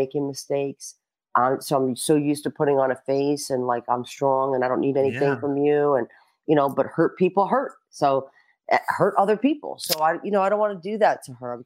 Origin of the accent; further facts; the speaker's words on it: New York City, New York, United States; I'm from Brooklyn